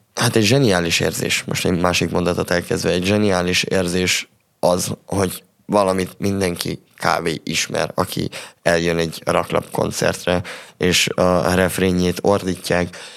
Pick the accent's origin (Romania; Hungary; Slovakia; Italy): Romania; Transylvania; erdélyiek vagyunk